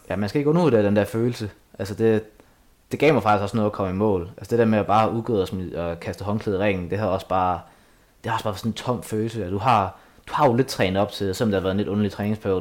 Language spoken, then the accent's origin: Danish; Asnæs, Zealand, Denmark; moved away; Asnes, min hjemby